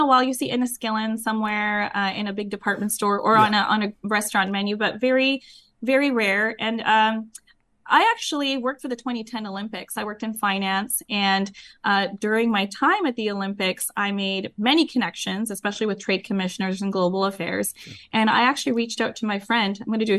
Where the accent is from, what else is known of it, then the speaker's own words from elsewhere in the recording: Vancouver, British Columbia, Canada; moved away as an adult; now in Los Gatos, United States; I grew up in Vancouver, Canada, actually. Okay. And I've lived there most of my life. So, okay. And it wasn't until 10 years ago that I moved to California